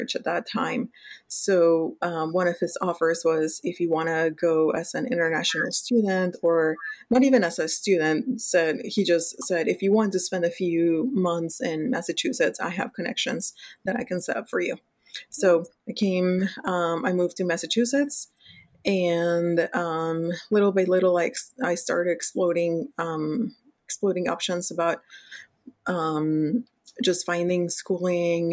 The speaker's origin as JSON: {"language": "English", "country": "Mexico", "tie": "born or raised there", "second_language": "English", "moved": "as an adult", "said": "I was born and raised in Mexico, in a city close to Mexico City."}